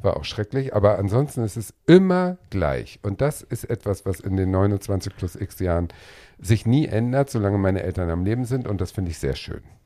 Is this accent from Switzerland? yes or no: no; Schleswig-Holstein, Germany; Das Gut ist ja sechs Kilometer von meinem Heimatort entfernt